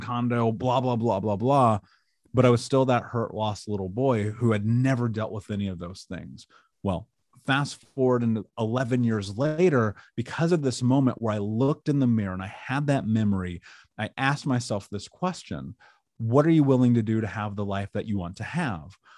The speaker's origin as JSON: {"language": "English", "country": "United States", "tie": "born or raised there", "said": "I grew up in America"}